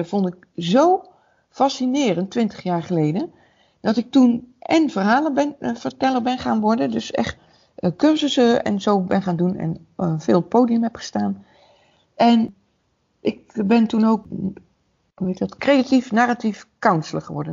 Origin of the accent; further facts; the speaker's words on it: Waalwijk, North Brabant, Netherlands; Ik kom uit Waalwijk